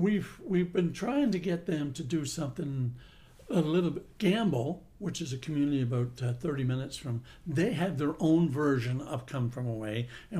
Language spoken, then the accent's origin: English; Gander, Newfoundland and Labrador, Canada; I'm a little bit different in a lot of ways because I grew up in Gander and I was influenced by the international flights and we had a military base and everything else. So my language is a little bit more mainlandish than it is Newf.